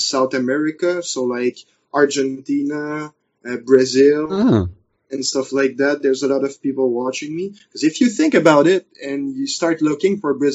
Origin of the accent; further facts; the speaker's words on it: Canada; accent: French; first language French; English is a second language; I'm basically speaking with my French accent, really pronounced